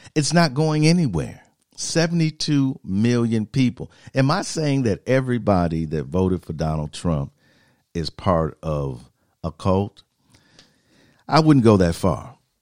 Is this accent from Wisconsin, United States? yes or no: yes; Milwaukee, Wisconsin, United States; I'm an American, was born here, Milwaukee, Wisconsin